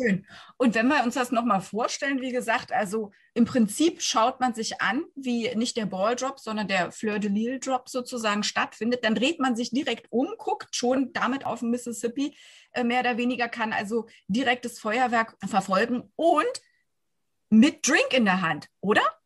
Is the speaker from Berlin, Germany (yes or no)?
yes; Berlin, Germany; da sind wir Berliner